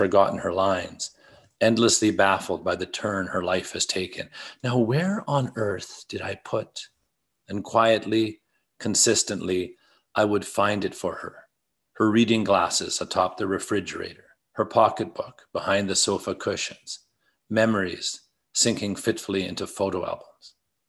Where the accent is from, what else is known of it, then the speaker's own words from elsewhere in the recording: Belfast, Northern Ireland, United Kingdom; I grew up in Protestant Belfast. I grew up on Shankill Road, which means nothing to you, or everything, depending on your degree of familiarity with the niceties of Northern Ireland.